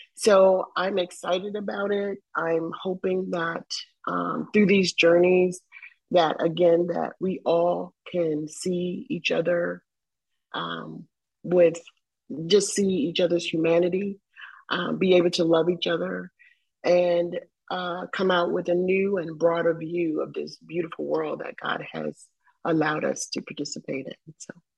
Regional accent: the South, United States; I grew up in the South.

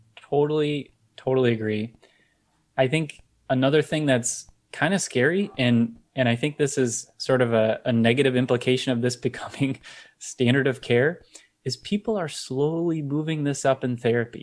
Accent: Detroit, Michigan, United States; I'm from the Michigan area, Detroit area.

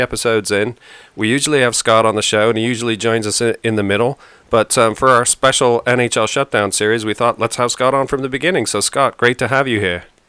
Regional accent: Stratford, Ontario, Canada; moved away; also born or lived in Perth, Ontario; when I was really little, I moved to a place called Stratford, Ontario, and that's where I really learned how to play hockey and grew up playing hockey.

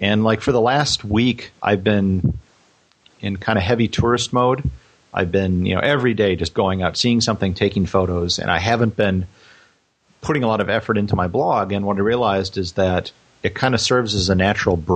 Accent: United States; I'm an American and have traveled extensively throughout the country

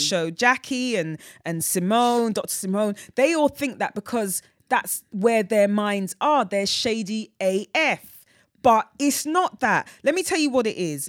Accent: London, United Kingdom; I grew up in North Weezy.

